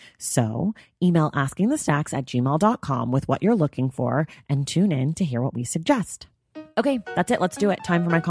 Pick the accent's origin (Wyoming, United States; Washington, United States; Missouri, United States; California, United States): California, United States; now in Los Angeles, United States; I'm not from here. I'm from Northern California, but we've been here 8 years and I like it.